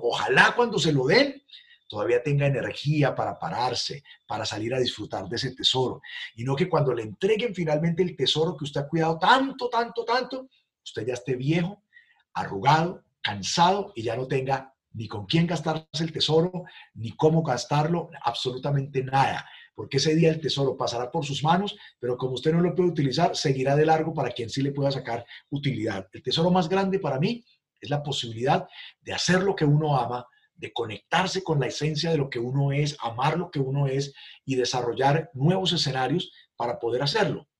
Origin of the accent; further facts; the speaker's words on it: Armero, Tolima, Colombia; now in Cali, Colombia; Yo nací en una ciudad llamada Armero, Tolima, ciudad que desapareció por la erupción de un volcán.